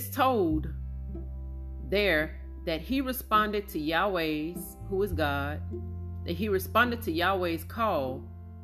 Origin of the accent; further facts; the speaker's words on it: Amite, Louisiana, United States; I'm an old country girl. I'm from Amit, Louisiana